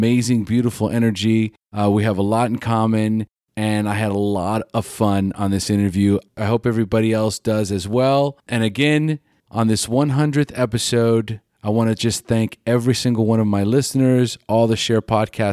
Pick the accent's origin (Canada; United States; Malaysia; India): United States; California; now in Costa Rica; California, that's where I'm from